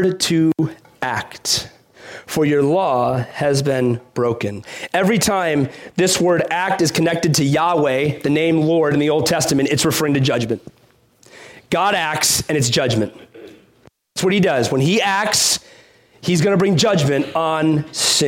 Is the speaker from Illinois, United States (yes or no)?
yes; Chicago, Illinois, United States; growing up in Chicago